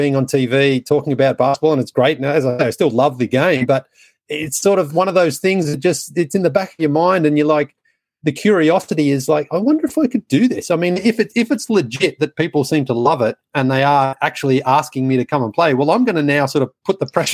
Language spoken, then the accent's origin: English; Australia; moved away as an adult; I was, born and raised in Australia. I went backpacking for 6 weeks about 25 years ago and I never went home to live